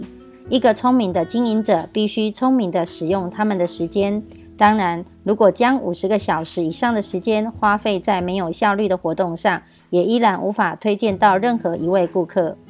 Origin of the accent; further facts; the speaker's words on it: Miaoli, Miaoli County, Taiwan; 今天要为大家导读的主题是坚韧不摧的事业模式。